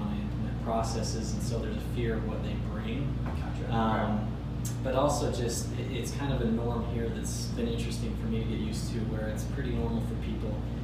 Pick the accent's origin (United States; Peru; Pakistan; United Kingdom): United States; Salt Lake City, Utah; moved away as an adult; also born or lived in Chicago area / Arkansas; I grew up in Salt Lake